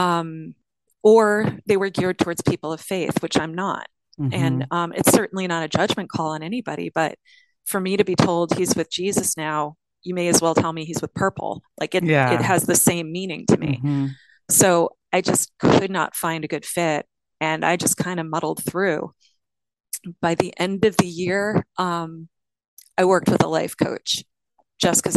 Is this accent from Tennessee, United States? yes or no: no; Long Island, New York, United States; moved away as an adult; also born or lived in Oakland, California / Lake County, California; I'm from Long Island